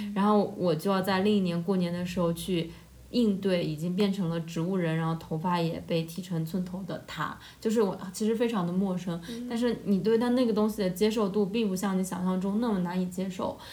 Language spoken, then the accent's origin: Chinese; Jiangnan, China; also born or lived in Shanghai; 我是一个成长在非常东南 很，就是有点嗯。像就是江南，就大家觉得是水嗯。乡的那种程度